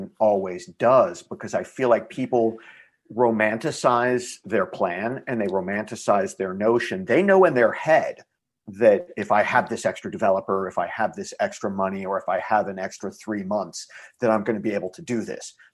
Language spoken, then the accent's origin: English; Texas, United States; I am Texan